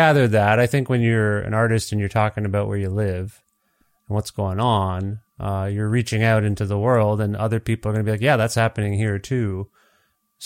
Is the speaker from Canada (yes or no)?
yes; Canada; born and raised in Canada